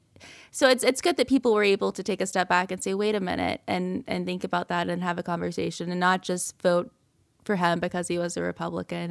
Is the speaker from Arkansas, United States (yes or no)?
no; Ellaville, Georgia, United States; also born or lived in Atlanta, Georgia; I'm from South Georgia, so I grew up in Elleville, Georgia